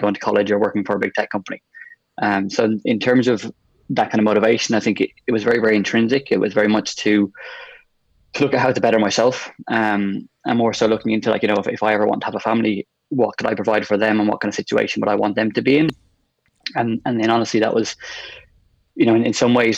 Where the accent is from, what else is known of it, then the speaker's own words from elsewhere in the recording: Westmeath, Ireland; moved away as an adult; also born or lived in Galway; from Westmeath originally, and it's kind of where I would have grew up and I went to school